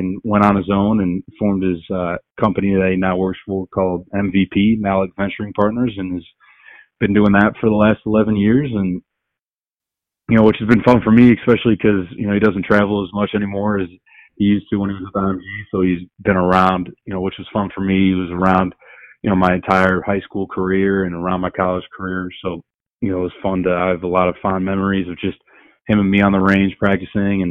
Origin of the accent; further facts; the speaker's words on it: Cleveland, Ohio, United States; I was born and raised in Cleveland, Ohio